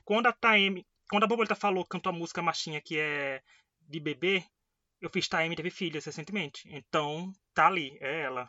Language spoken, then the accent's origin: Portuguese; Northeast Region, Brazil; eu que sou aqui do Nordeste